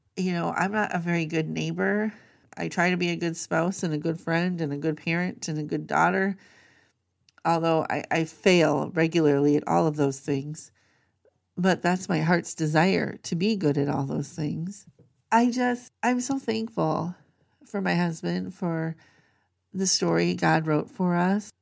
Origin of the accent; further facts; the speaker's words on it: Minnesota, United States; moved away as an adult; also born or lived in Maryland / Pennsylvania; I grew up in Minnesota